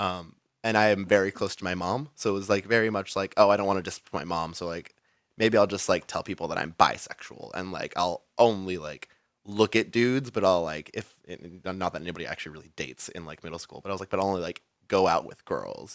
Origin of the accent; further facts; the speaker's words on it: Rialto, California, United States; now in San Diego, United States; I grew up in, um, San Bernardino County, like, so a little city called Rialto.